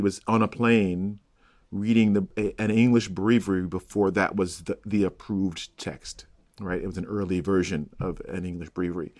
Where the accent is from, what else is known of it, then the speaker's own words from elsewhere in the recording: Chicago, Illinois, United States; moved away as an adult; also born or lived in Cincinnati; I'm from Chicago and went to UC